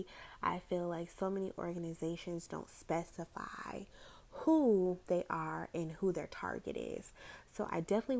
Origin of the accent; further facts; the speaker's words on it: Orlando, Florida, United States; I am from the Orlando, Florida area